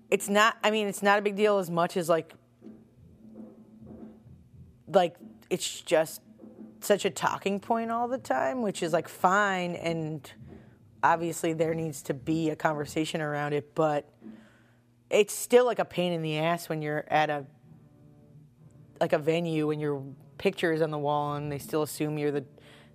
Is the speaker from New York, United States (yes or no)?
yes; Long Island, New York, United States; moved away as an adult; also born or lived in Purchase, New York / Brooklyn, United States; now in Philadelphia, United States; I'm from Long Island.